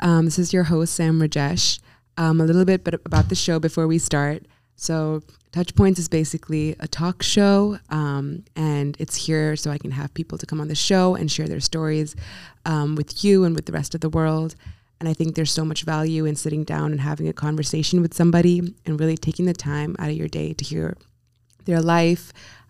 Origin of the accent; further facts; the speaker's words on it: India; also born or lived in Singapore; now in United States; I'm originally from India, but I've grown up kind of everywhere in the world. But home for me would be India and Singapore, where I went to high school.